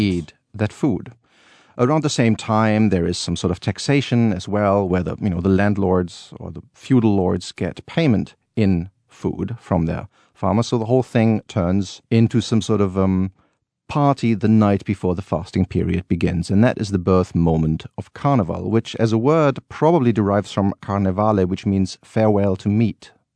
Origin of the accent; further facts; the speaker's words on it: Cologne, North Rhine-Westphalia, Germany; I grew up as a child always going to these Rose Monday parades